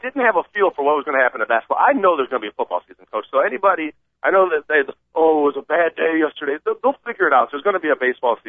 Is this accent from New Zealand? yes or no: no; Michigan, United States; now in Chicago, United States; I'm from Michigan. I live here in the city of Chicago. I work for Boeing.